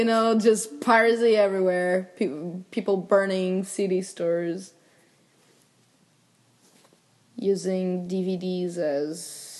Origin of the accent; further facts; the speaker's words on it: Portugal; moved away; When I came over from Portugal to here